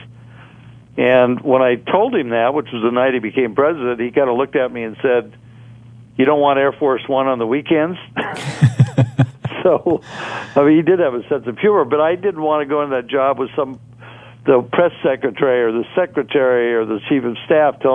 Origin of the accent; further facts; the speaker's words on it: Oregon, United States; I come from Oregon